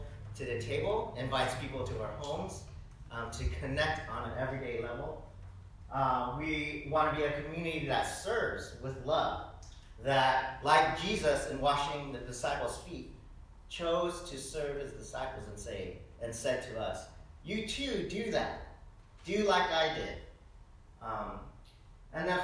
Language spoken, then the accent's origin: English; the South, United States; I grew up in the South